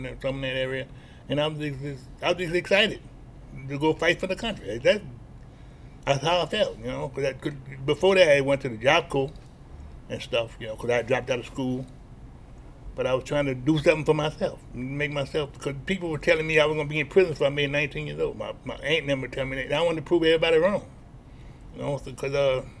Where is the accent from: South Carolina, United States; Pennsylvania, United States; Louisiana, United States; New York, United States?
Louisiana, United States; New Orleans; I'm from New Orleans